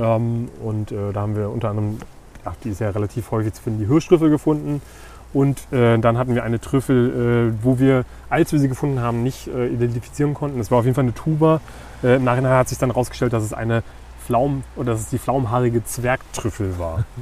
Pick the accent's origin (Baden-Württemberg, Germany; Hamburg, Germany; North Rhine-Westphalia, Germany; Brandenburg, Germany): Brandenburg, Germany; Uckermark; ich komme ja aus, aus der Uckermark